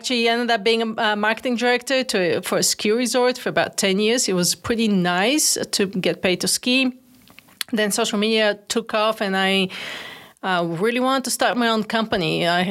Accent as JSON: {"language": "English", "country": "Bulgaria", "moved": "yes", "lives_now": "United States", "said": "I'm originally from Bulgaria, actually. First generation immigrant to the United States. Came all alone with two bags of clothes and big dreams and big ambitions."}